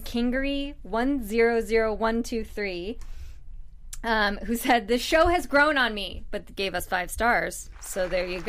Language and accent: English; United States; I'm an American